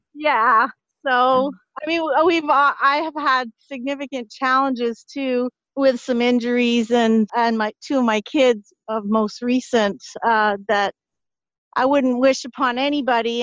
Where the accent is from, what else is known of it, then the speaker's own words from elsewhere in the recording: Ottawa, Ontario, Canada; also born or lived in Montreal; I grew up in Ottawa, Ontario. I was born in Montreal, Cine Montreal. Uh, so I was most of my upbringing was in Ottawa